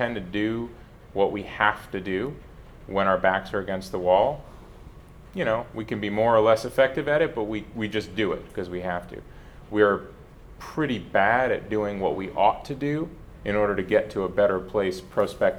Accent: United States; I'm American. I'm American through and through

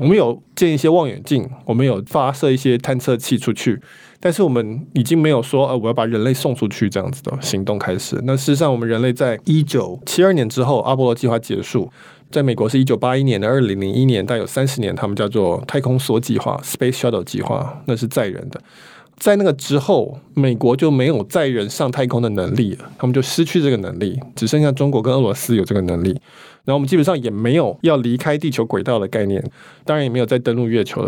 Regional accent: Taiwan; 我们台湾人

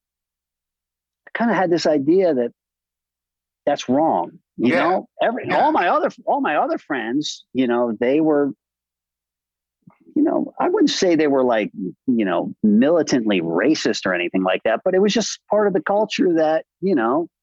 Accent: Westchester, New York, United States; I grew up in Westchester, upper middle class high school

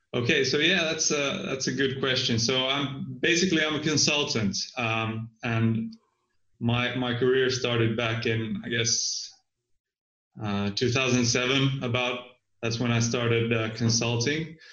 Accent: Finland; I'm from Finland

